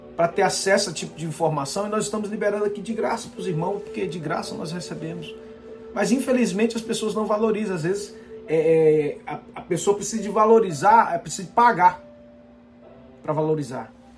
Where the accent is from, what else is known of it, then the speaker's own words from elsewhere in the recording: Aracati, Ceará, Brazil; moved away; diretamente de Aracati, lá no Ceará, minha terrinha boa. Breve, se Deus quiser, estaremos aí visitando a nossa família